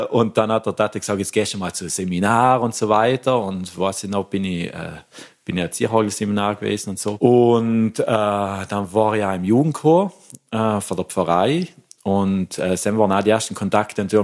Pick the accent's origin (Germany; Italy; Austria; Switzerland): Italy; Lengmoos, Trentino-Alto Adige; das war ein Konzert in der Kommende Lengmoos, also da, wo ich herkomme.